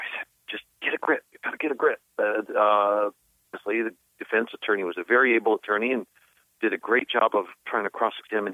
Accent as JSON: {"language": "English", "region": "New York", "country": "United States", "said": "as I did as a New Yorker"}